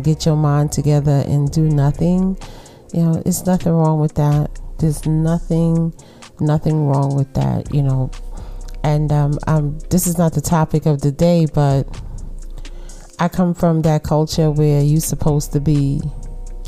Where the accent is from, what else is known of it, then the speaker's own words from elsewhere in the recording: New York City, New York, United States; accent: Brooklyn; my Brooklyn accent